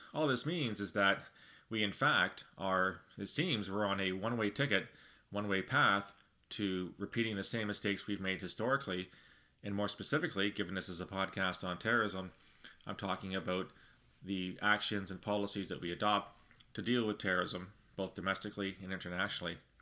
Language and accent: English; Canada; speaking as a Canadian